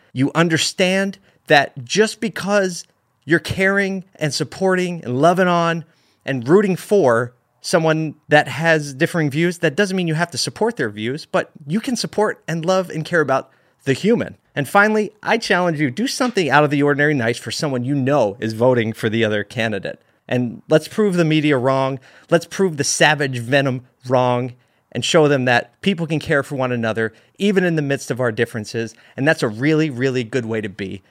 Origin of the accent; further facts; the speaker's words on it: United States; being an American and living in a country where we can say what we want regarding our views